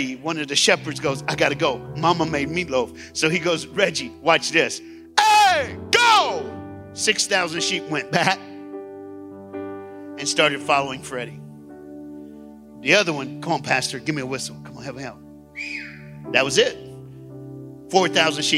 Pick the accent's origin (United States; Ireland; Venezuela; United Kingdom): United States; Tennessee; I'm from Tennessee